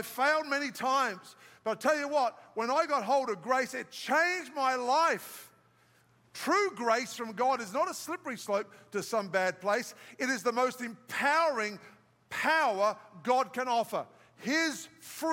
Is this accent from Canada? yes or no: no; Australia; moved away; I'm from Australia where the big white pointers are